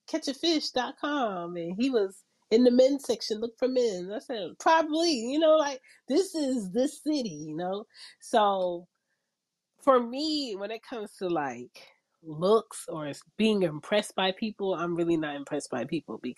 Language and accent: English; Philadelphia, Pennsylvania, United States; now in Atlanta, United States